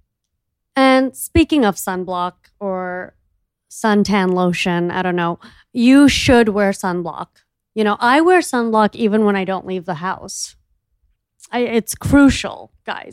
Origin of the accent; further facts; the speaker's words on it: Miami, Florida, United States; I'm from Miami